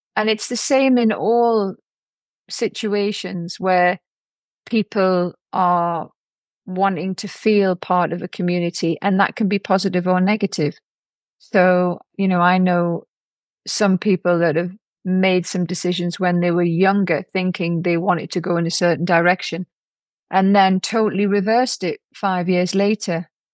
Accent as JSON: {"language": "English", "town": "Newcastle upon Tyne", "region": "North East England", "country": "United Kingdom", "also_born_or_lived": "London", "moved": "yes", "said": "I went back to Newcastle to see and hope that my dad had changed when he came out of prison"}